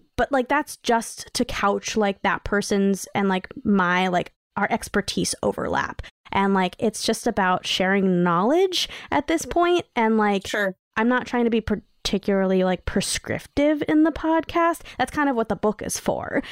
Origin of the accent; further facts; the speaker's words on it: New York City, New York, United States; I grew up in New York City